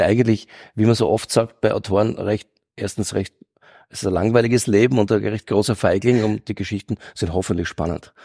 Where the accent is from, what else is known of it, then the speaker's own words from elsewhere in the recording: Graz, Styria, Austria; ich komme aus Eckenberg in Graz und da war, war ganz extrem, also die Bronx, der Steiermark, muss man sagen